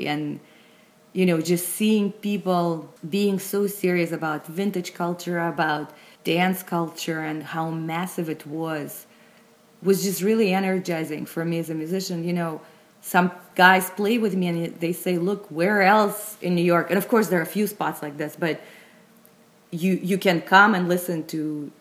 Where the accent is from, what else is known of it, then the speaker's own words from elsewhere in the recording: Moscow, Russia; I grew up in Moscow, actually, in Russia.